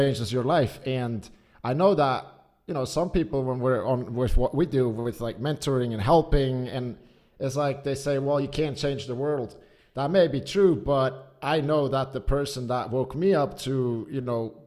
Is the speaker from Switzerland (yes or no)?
yes; Zurich, Switzerland; also born or lived in United States; I was born and raised outside of Zurich, or I was born in Zurich and then kind of raised a bit outside.